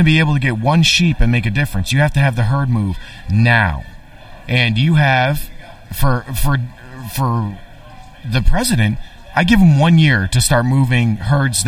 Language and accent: English; East End of Long Island, New York, United States; I'm from the East End of Long Island, and I voted in District 32